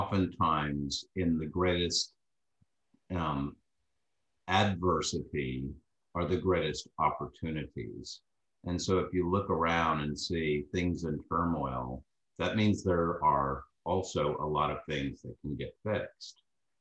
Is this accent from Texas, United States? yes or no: yes; Texas, United States; from Texas.